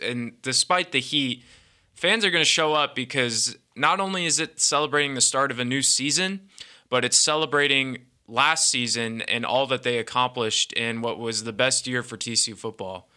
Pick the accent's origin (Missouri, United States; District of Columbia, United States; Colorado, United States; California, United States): California, United States; Bay Area, Northern; also born or lived in Bedford, Texas; now in Fort Worth, United States; I was born here, um, and then when I was about, like, two, I just moved out to the Bay Area. Um, grew up there